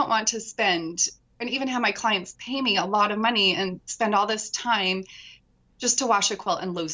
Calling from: Utah, United States; I'm in Utah, southern Utah.

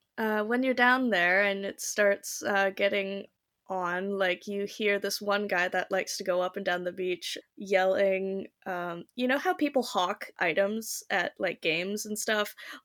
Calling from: Delta, British Columbia, Canada; I'm joining you from Delta, so like one of the suburbs in Vancouver, essentially.

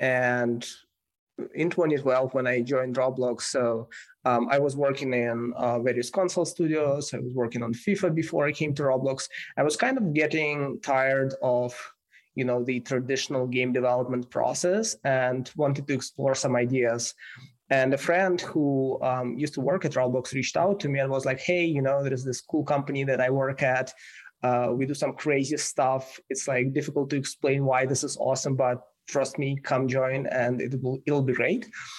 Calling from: San Francisco, California, United States; I'm calling from San Francisco.

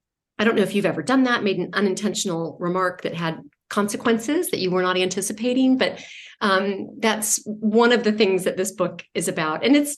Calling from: New York City, New York, United States; I am in from New York City at the moment.

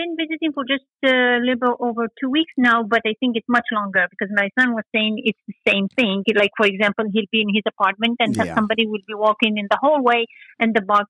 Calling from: Lexington, Massachusetts, United States; I'm calling from Lexington, half an hour drive from Boston, Massachusetts.

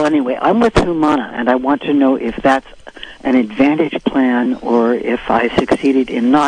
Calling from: Albion, California, United States; I'm calling from Albion.

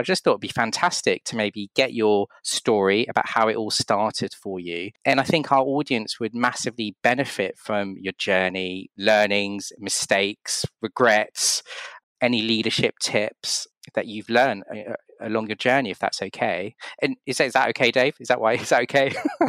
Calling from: London, United Kingdom; I'm calling from London and you're over in California.

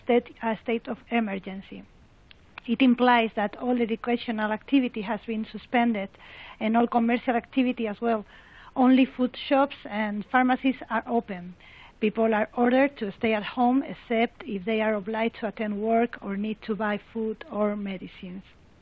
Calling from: Madrid, Community of Madrid, Spain; English is a second language; I'm speaking from Madrid, and I am very thankful for having the opportunity to participate.

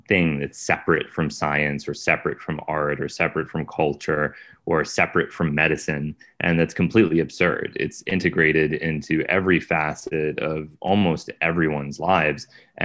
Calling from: Brooklyn, New York, United States; I'm in Brooklyn, New York.

